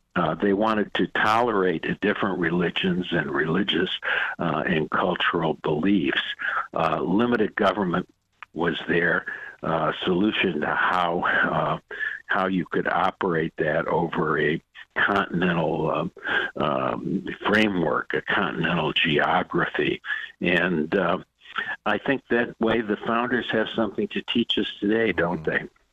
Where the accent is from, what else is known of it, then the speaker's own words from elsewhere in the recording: Detroit, Michigan, United States; I grew up in the Midwest in one of those square grid places in uh, Detroit, Michigan